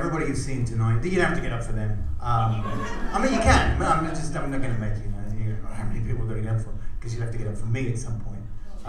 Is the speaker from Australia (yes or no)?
yes; Australia; also born or lived in San Francisco; now in Los Angeles, United States; I'm from Australia.